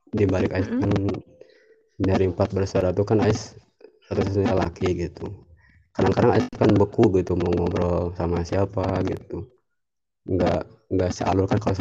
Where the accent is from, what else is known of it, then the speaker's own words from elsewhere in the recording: Cianjur, West Java, Indonesia; Asal dari Cianjur, eh, kampung Cilaku Hilir.